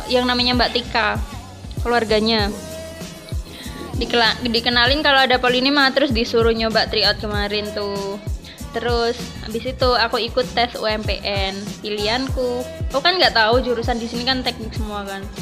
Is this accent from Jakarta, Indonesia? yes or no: no; Tuban, East Java, Indonesia; asalku tuh dari Tuban Tuban Kota Wali Kota Sunan